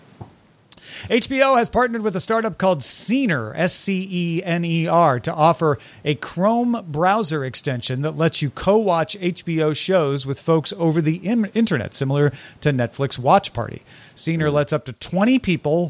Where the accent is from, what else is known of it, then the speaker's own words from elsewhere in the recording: Greenville, Illinois, United States; moved away; where I grew up in Greenville, Illinois